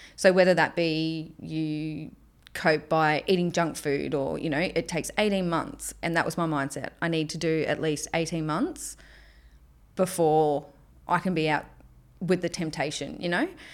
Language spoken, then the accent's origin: English; Melbourne, Victoria, Australia; also born or lived in Cairns; now in Townsville, Australia; I grew up in Melbourne.